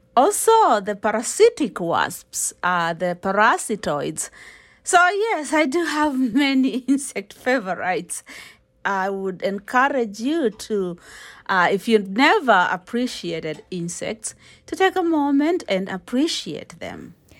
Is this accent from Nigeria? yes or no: no; Kenya; I'm a Kenyan